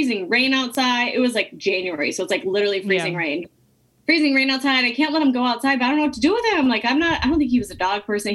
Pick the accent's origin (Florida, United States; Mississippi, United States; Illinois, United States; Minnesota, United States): Minnesota, United States; also born or lived in New York; So yeah, so I moved back to Minnesota when I was 3 years sober. I'm from Minnesota.